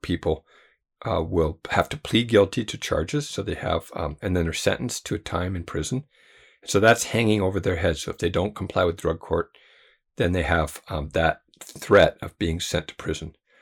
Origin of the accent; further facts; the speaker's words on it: United States; as a white person and as an American